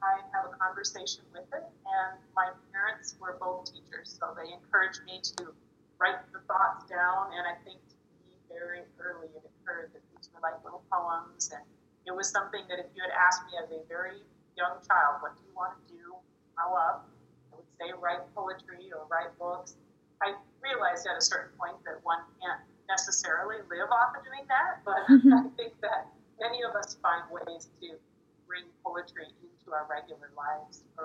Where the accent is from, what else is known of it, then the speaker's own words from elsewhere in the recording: Minnesota, United States; moved away as an adult; also born or lived in Michigan / Wisconsin; now in Milwaukee, United States; I'm originally from Minnesota, and I grew up near Minneapolis